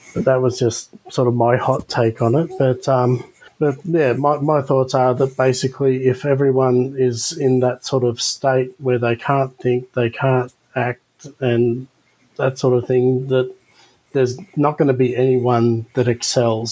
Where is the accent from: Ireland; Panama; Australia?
Australia; as an Australian